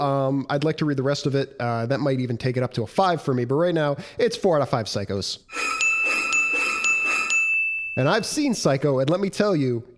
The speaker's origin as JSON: {"language": "English", "town": "Detroit", "region": "Michigan", "country": "United States", "tie": "born or raised there", "also_born_or_lived": "Royal Oak, Michigan", "moved": "yes", "lives_now": "Chicago, United States", "said": "No, I grew up in Detroit, Michigan. I was born in, I think, Royal Oak, Michigan, which is basically Detroit, Michigan, and I grew up in inner city Detroit."}